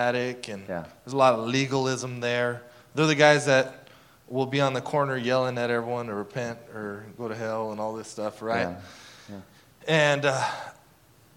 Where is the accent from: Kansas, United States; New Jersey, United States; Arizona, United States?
Arizona, United States; Casa Grande; I grew up in Casa Grande, Arizona.